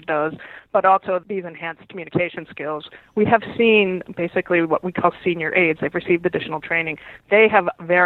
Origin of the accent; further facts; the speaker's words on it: New England, United States; I am from New England